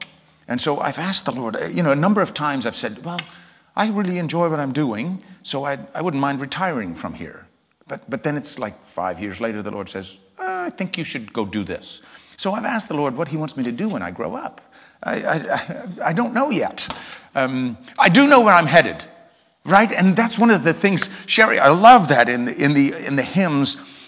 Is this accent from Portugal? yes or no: no; England, United Kingdom; now in Port Huron, United States; I'm from England originally, although I never really lived in England long. That's why my accent is such a mess. But we moved to the States in 1984 to Port Huron, Michigan